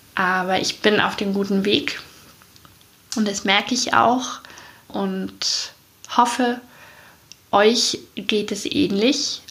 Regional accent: East Germany, Germany; also born or lived in Munich; now in Chiemgau, Germany; Ist ja meine Heimat sozusagen

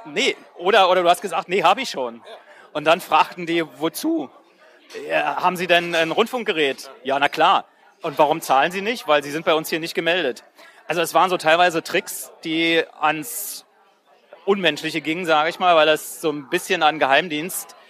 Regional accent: GDR, East Germany, Germany; ich komme aus der DDR

